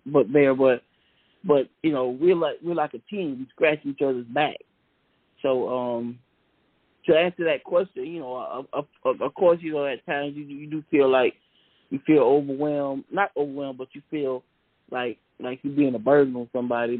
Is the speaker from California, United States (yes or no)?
no; Savannah, Georgia, United States; I grew up in Savannah, Georgia